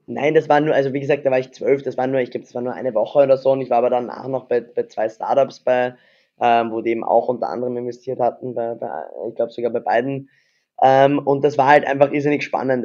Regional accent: Vienna, Austria; bin ja Wiener, also Österreicher

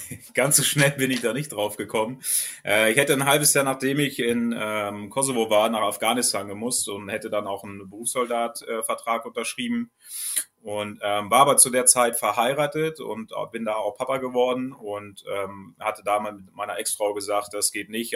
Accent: Trier, Rhineland-Palatinate, Germany; moved away as an adult; also born or lived in Celle, Lower Saxony; ich komme ja ursprünglich aus, aus Trier, aus Rheinland-Pfalz

